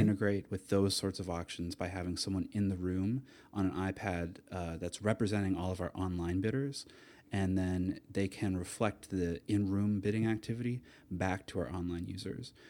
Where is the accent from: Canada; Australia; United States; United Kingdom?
Canada; Atlantic Canada; moved away as an adult; also born or lived in Toronto / Amsterdam; I grew up in Atlanta, Canada. I went to university there